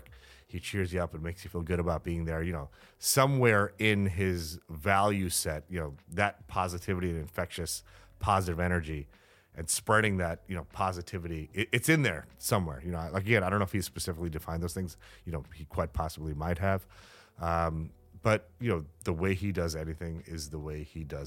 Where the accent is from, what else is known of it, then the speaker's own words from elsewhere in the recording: New York City, New York, United States; the skeptical New Yorker that I am